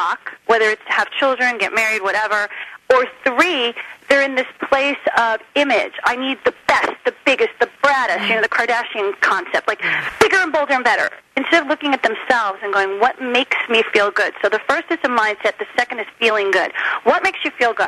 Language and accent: English; Short Hills, New Jersey, United States; also born or lived in Miami, Florida; now in California, United States; I grew up in Short Hills, New Jersey